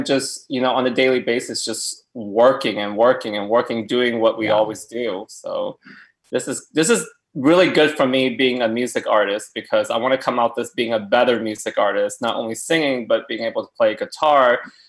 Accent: Tulsa, Oklahoma, United States; moved away as an adult; now in West Hollywood, United States; I grew up in Tulsa, Oklahoma, born, raised, lived there till I was 27

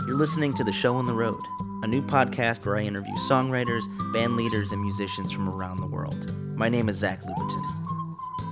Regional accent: Chicago, Illinois, United States; my hometown of Chicago

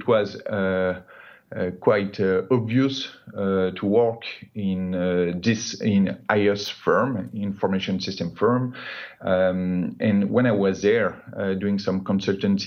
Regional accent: Paris suburbs, Île-de-France, France; I grew up in the Paris suburb, spent my entire education in the same school up to high school diploma

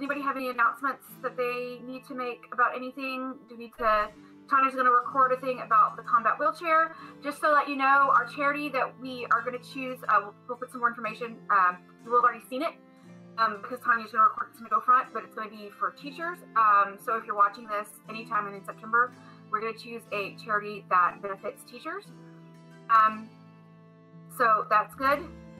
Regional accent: Wales, United Kingdom; accent: Welsh; My Welsh accent had gone well into the like either that or just straight Midwestern.

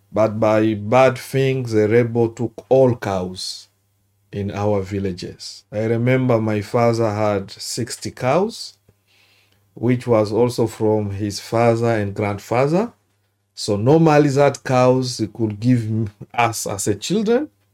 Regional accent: Bukavu, South Kivu, DR Congo; English is a second language; moved away as an adult; also born or lived in Luvungi, South Kivu; now in Australia; I'm from Democratic Republic of Congo

